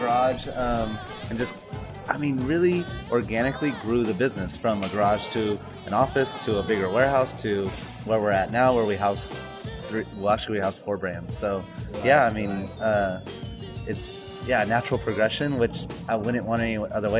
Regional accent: Sacramento, California, United States; we're from Sacramento, and Sacramento has such a amazing skate culture

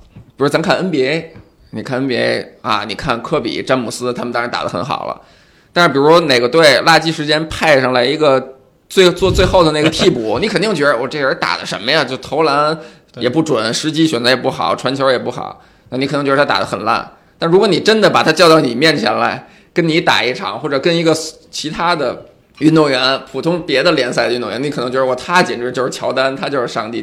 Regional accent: China; also born or lived in Beijing; now in Shanghai, China; 咱们中国人

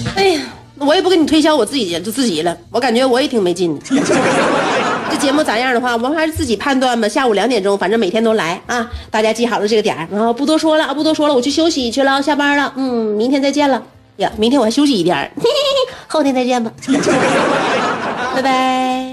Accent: China; 他他们那个人名就起的就是为了让我们中国人记不住的

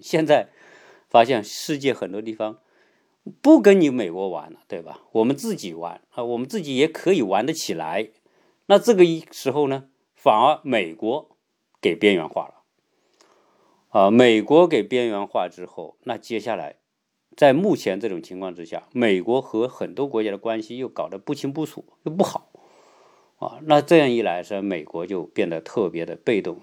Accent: China; now in United States; 哪怕是我是个中国人，在，是一个在美国的华人

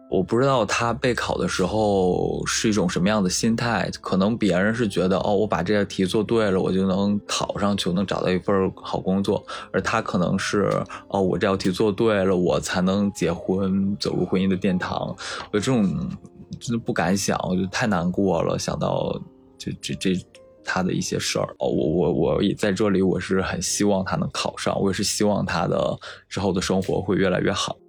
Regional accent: Shandong, China; moved away as an adult; 我现在在，呃，一个一线城市，一个事业单位工作，然后我的老家是山东的一个沿海的三四线小城市

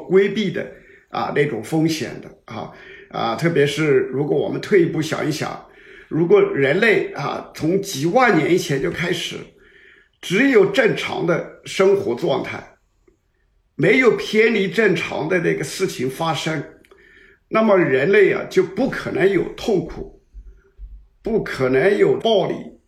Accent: China; 这个我们中国人讲的喜事

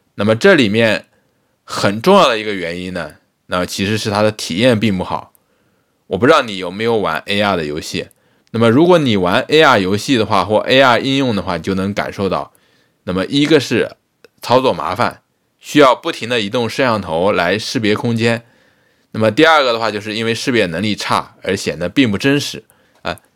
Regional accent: Lianyungang, Jiangsu, China; now in Changzhou, China; 我老家是连云港嘛

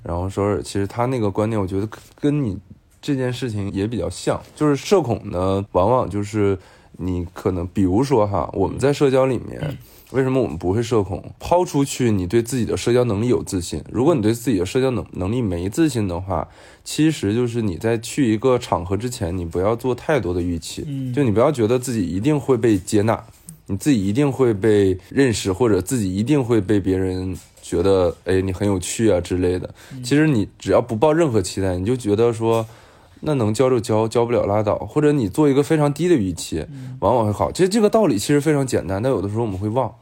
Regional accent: Northeast China, China; also born or lived in Beijing; now in Shanghai, China; 我们东北人话

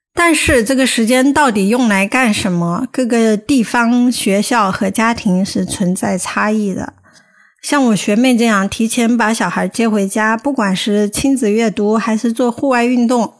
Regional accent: Hubei, China; moved away; 仙桃是我们湖北的一个城市，算四线五线吧

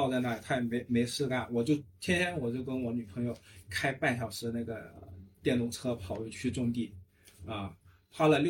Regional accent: Zhuhai, Guangdong, China; also born or lived in Zhanjiang; 就我爸爸爸妈妈是还是从湛江。啊，粤西那边从湛江就搬到珠海，然后我是在珠海成长的，但是也经常回湛江或者说周边的这个广东的其他一些地区啊。

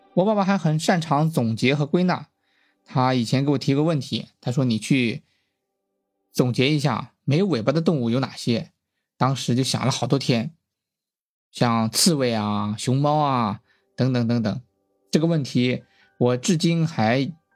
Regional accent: Shandong, China; 我是出生在一个山东的小镇上

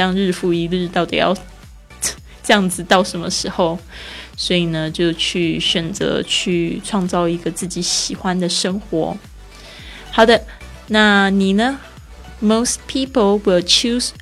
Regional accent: Taiwan; accent: Taiwanese Mandarin; moved away; 我的台湾国语又出来了

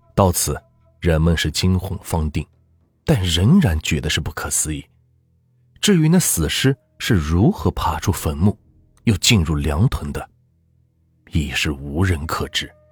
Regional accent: Anhui, China; 我小时候一直生活在安徽平原地区农村，农村的地区人口稀薄

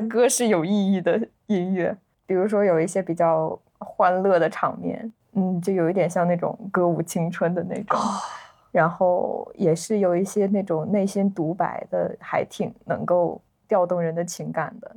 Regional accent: northern China, China; 我是个北方人，就对它里面那个京腔啊，北方的这个文化的氛围感觉还是比较熟悉的

